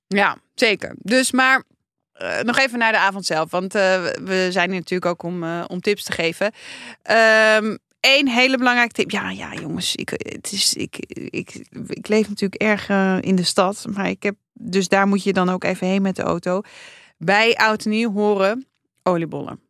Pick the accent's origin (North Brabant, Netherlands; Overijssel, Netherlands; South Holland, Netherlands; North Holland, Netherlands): North Holland, Netherlands; Amsterdam; ik ben opgegroeid in de Jordaan.